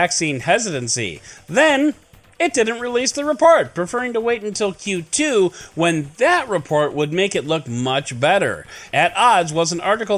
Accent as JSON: {"language": "English", "town": "Chicago", "region": "Illinois", "country": "United States", "tie": "born or raised there"}